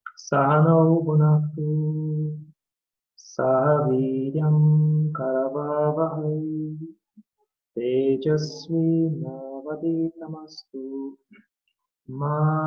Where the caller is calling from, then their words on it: São Paulo, Brazil; I'm presently speaking from Brazil, from São Paulo, from our Ashram Temple of Divine Love. In the last 7 years, I have been here in Brazil, in São Paulo, at this ashram